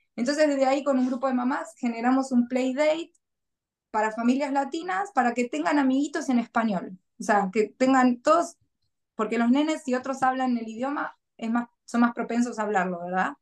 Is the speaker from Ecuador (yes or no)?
no; Argentina; moved away as an adult; now in Gold Coast, Australia; no es que no quiera mi país y que deje de ser argentina